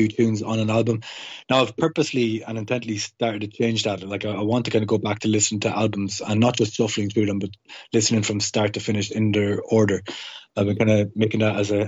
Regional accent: Longford, Leinster, Ireland; now in Dublin, Ireland; I'm from Longford

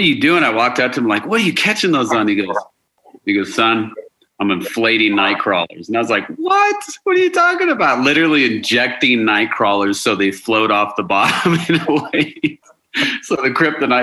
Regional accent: Colorado Springs, Colorado, United States; I was born and raised in Colorado Springs

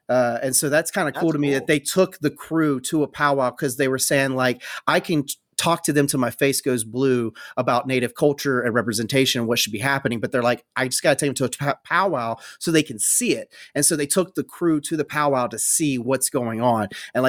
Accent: the South, United States; I'm white bread from the South.

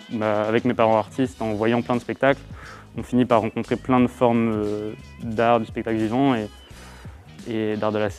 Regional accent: Châtellerault, Nouvelle-Aquitaine, France; comme je viens de Châtellerault, j'étais déjà dans cette école avant dans les cours loisirs.

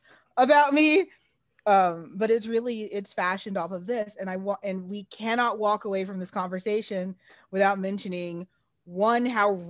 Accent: Texas, United States; As a Texan, I've been to California.

